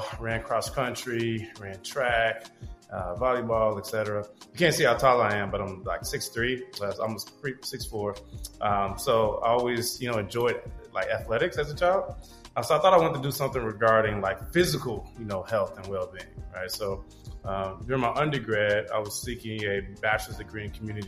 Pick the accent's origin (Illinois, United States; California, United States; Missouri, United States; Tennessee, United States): Illinois, United States; Chicago; I'm originally from Chicago, Illinois.